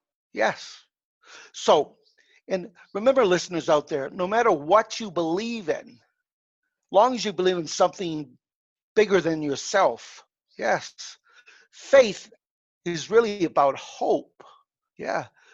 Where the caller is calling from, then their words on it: Mexico; I'm calling from my home in Mexico. Uh-huh. My wife is Hispanic, so we spend a lot of time in Mexico.